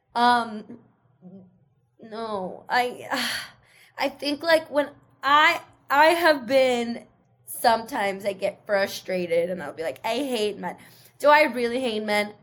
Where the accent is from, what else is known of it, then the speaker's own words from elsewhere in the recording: Seattle, Washington, United States; English is a second language; i grew up in seattle surrounded by white people so i talk like them